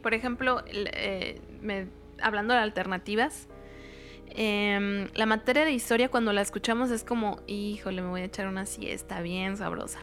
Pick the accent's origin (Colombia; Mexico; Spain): Mexico; como mexicanos, como cultura mexicana